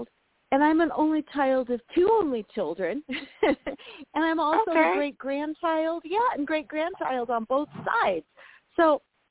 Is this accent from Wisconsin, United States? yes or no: no; Lakewood, Colorado, United States; I was born and raised in Lakewood, Colorado, which is a suburb of Denver